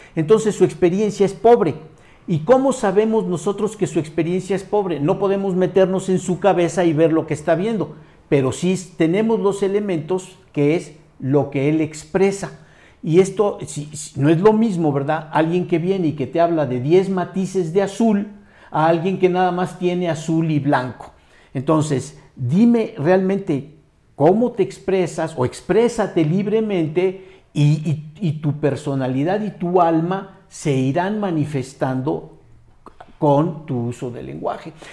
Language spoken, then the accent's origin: Spanish; Mexico